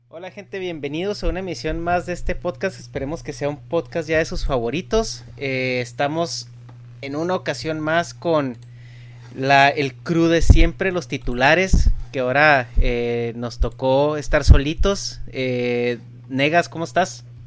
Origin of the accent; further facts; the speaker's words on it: Chihuahua, Mexico; yo que crecí en México